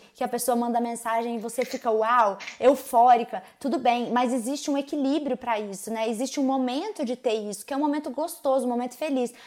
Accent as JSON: {"language": "Portuguese", "town": "Uberaba", "region": "Minas Gerais", "country": "Brazil", "tie": "born or raised there", "said": "Eu cresci ouvindo essas músicas, porque sou de Uberaba, Minas Gerais, beijo pra minha terra raiz"}